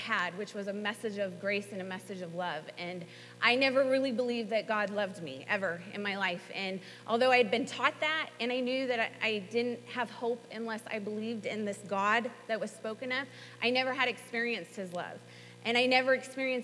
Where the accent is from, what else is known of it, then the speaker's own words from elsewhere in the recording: Southern California, United States; moved away as an adult; also born or lived in North Carolina / Tulsa, Oklahoma; I'm from Southern California, and I came out here to attend Bible school